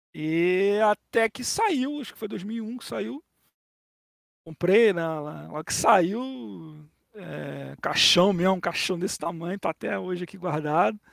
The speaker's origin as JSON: {"language": "Portuguese", "country": "Brazil", "said": "Eu que sou um brasileiro"}